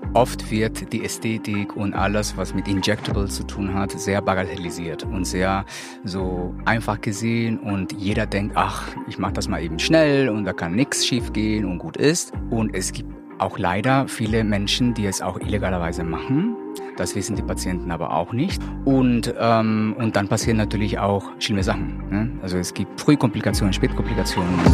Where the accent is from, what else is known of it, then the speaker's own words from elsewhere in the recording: Colombia; now in Hamburg, Germany; bin äh, gebürtiger Kolumbianer, lebe aber hier in Deutschland seit 20 Jahren